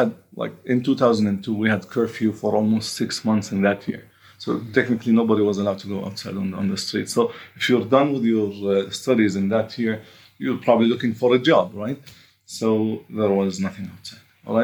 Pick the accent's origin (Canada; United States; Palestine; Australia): Palestine; Bethlehem, West Bank; also born or lived in Jerusalem; I was technically born in this area. I was born in Jerusalem, by the way, but I was raised in Bethlehem area. And as a Christian Palestinian, you know, and some influence of my mom being raised in Germany.